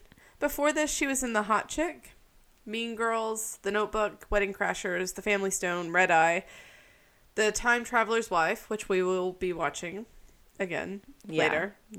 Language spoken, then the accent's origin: English; Tennessee, United States; as people from Tennessee